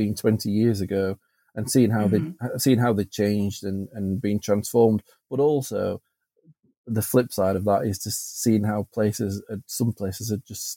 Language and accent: English; Sheffield, Yorkshire and the Humber, United Kingdom; I'm from Sheffield in the middle, and Sheffield's not a place where you would come and spend a long weekend in the city centre.